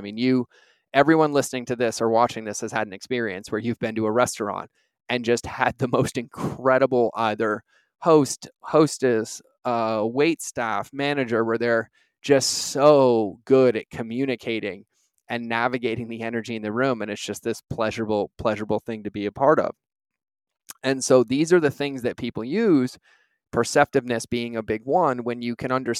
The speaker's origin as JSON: {"language": "English", "town": "Boston", "region": "Massachusetts", "country": "United States", "tie": "born or raised there", "also_born_or_lived": "New York", "said": "I grew up driving around Boston and New York."}